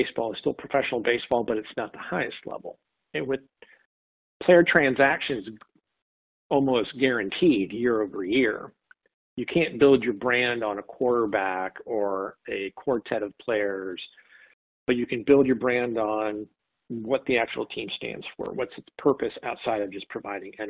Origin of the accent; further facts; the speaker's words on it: St. Louis, Missouri, United States; born and raised in St. Louis